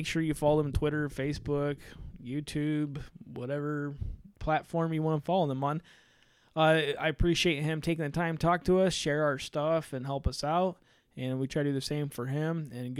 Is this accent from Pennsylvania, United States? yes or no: no; Southern Indiana, United States; We're from Southern Indiana.